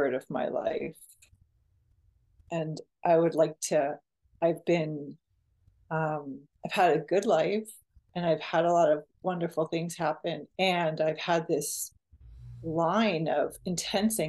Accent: Westwood, Massachusetts, United States; born or raised there; now in Santa Cruz, United States

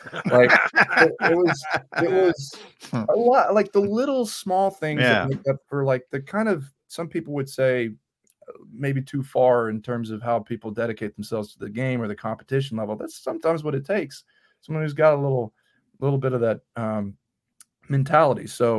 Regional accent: Texas, United States; growing up in Texas

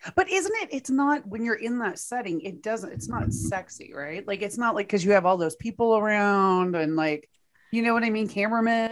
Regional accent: Texas, United States; my home state of Texas

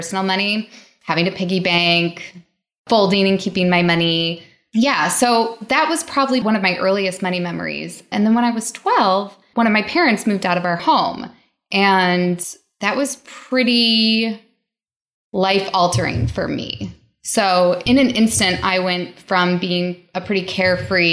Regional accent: outside of Detroit, Michigan, United States; I grew up outside of Detroit in a suburb that was low to middle income.

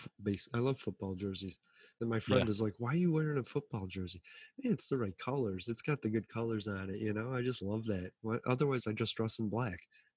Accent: Chicago, Illinois, United States; I'm from Chicago

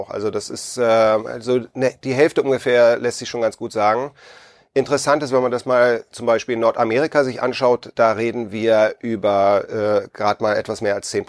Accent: Hamburg, Germany; Und äh, ich komme ursprünglich aus Hamburg

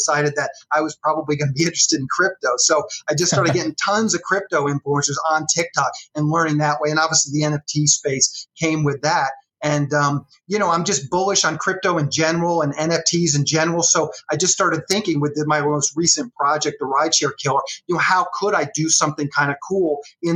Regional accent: Annapolis, Maryland, United States; moved away as an adult; I grew up in Annapolis, Maryland.

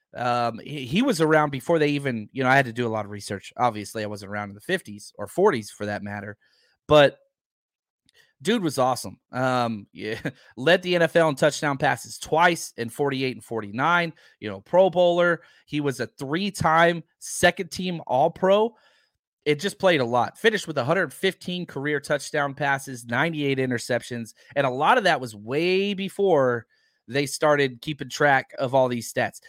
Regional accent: Texas, United States; I'm from Texas

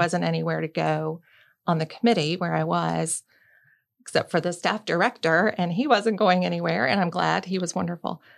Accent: Birmingham, Alabama, United States; moved away as an adult; also born or lived in Tallahassee, Florida; growing up in Birmingham, Alabama

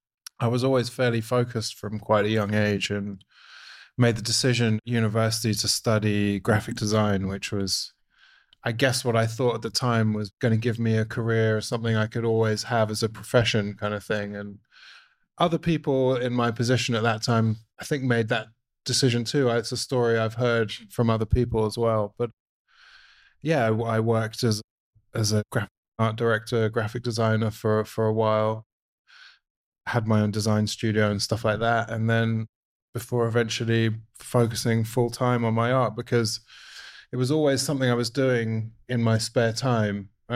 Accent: London, United Kingdom; moved away; I'm from London in the UK originally.

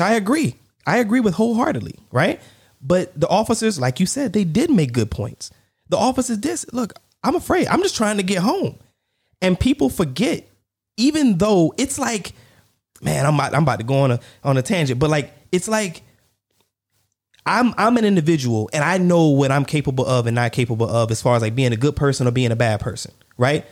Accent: United States

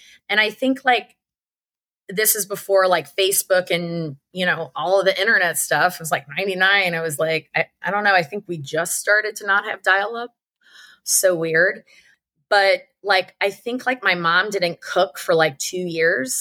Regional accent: St. Louis, Missouri, United States; I grew up in St. Louis, Missouri

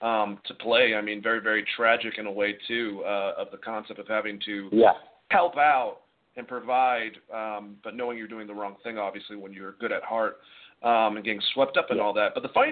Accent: United States; us Americans are obsessed with it.

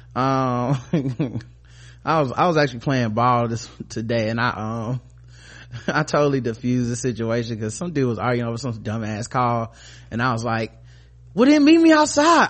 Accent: the South, United States; we from the South and we making crunk music

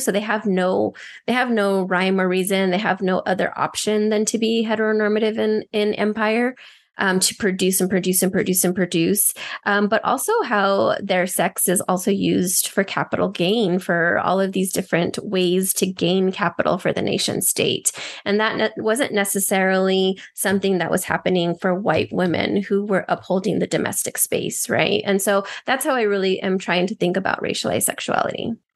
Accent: Albuquerque, New Mexico, United States; also born or lived in El Paso, Texas / Juárez, Mexico; I went between Albuquerque, New Mexico, and El Paso and Juarez throughout my childhood

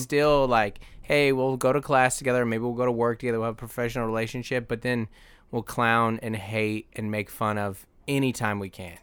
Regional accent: Seattle, Washington, United States; I grew up in South Seattle by the airport, Federal Way

